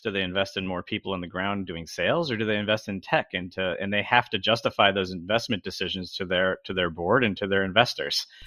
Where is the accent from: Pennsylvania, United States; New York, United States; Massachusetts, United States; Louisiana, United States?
New York, United States; Albany; now in Long Beach, United States; I grew up in upstate New York, in the Albany, New York region.